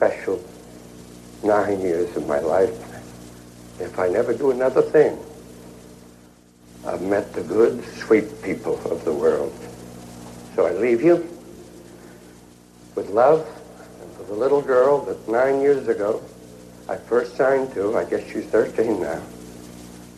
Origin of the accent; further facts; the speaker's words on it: England, United Kingdom; moved away; my hometown in England